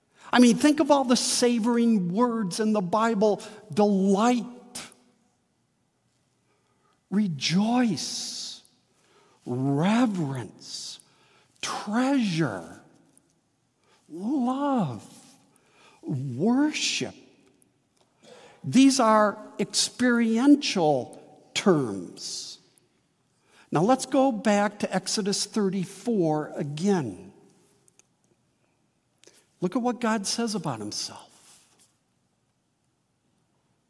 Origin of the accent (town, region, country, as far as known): Midwest, United States; born or raised there; also born or lived in Wheaton, Illinois / St. Charles, Illinois